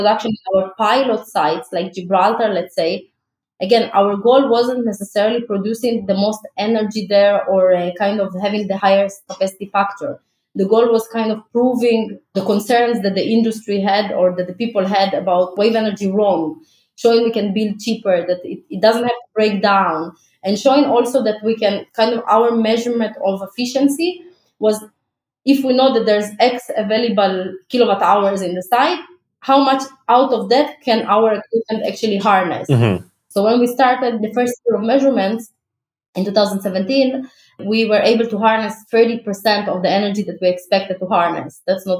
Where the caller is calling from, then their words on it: Tel Aviv, Tel Aviv District, Israel; especially I'm speaking from Tel Aviv, Israel, like, sun is one of the best resources in Israel that we have.